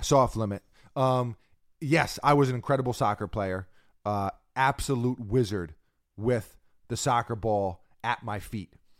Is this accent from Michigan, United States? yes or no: no; New York, United States; As a New Yorker